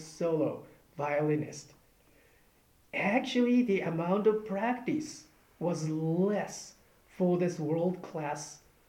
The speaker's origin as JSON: {"language": "English", "country": "Japan", "moved": "yes", "said": "I'm from Japan, and then, you know, Buddhist tradition"}